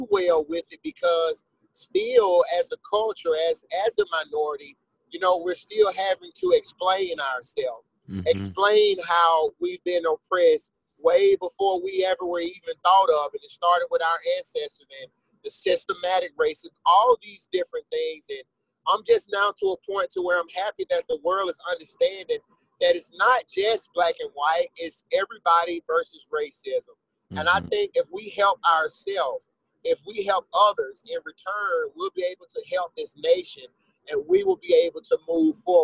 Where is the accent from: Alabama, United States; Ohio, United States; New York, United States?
Alabama, United States; Birmingham; I grew up here in Birmingham, Alabama